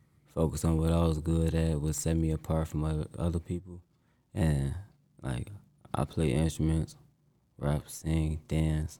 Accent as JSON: {"language": "English", "town": "Chicago", "region": "Illinois", "country": "United States", "said": "I'm from Cabrini Green"}